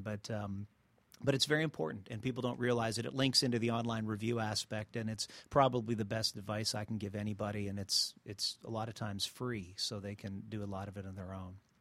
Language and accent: English; Montreal, Quebec, Canada; now in Atlanta, United States; I'm originally from Canada, from Montreal.